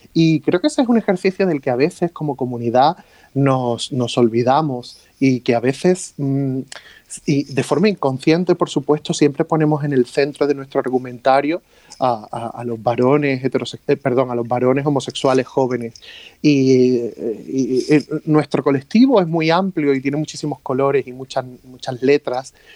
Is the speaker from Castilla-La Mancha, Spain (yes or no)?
no; Torremolinos, Andalusia, Spain; also born or lived in Rome; yo siempre he vivido eh, en, mi, Torremolinos, yo siempre he vivido en mi pueblo.